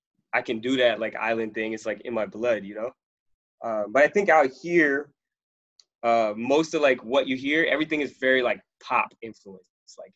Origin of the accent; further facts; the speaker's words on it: Sarasota, Florida, United States; also born or lived in Trinidad; now in Los Angeles, United States; I'm from Southwest Florida. Like, I represent Southwest Florida, dog.